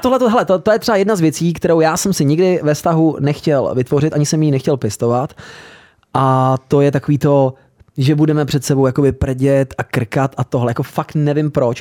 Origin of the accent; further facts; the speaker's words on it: Hradec Králové, Hradec Králové Region, Czechia; Já jako rodák z Hradce Králové